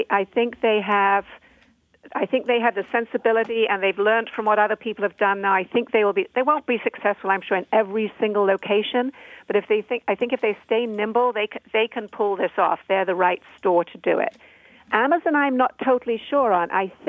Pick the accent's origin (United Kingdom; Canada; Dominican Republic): United Kingdom; I'm a Brit